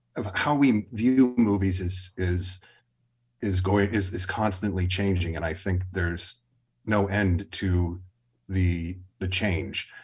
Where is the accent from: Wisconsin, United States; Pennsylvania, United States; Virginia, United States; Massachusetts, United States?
Wisconsin, United States; Milwaukee; growing up in Milwaukee